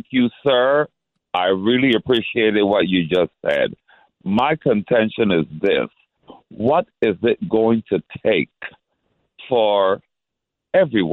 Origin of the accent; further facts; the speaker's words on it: Panama; now in Brooklyn, United States; I'm from Panama. We love a good joke